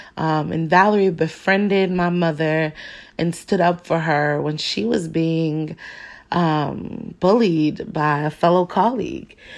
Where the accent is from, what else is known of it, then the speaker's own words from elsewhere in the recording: Phoenix, Arizona, United States; Black kids growing up in Phoenix